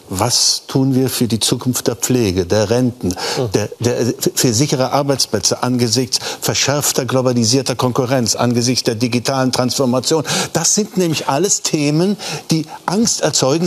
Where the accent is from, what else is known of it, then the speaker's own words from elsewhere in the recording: East Germany, Germany; unsere Integrationsaufgabe als Ostdeutsche